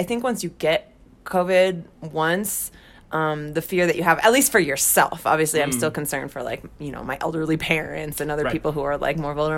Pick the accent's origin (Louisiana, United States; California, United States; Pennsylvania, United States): California, United States; San Francisco; moved away as an adult; now in Mexico City, Mexico; I grew up in California in the Bay Area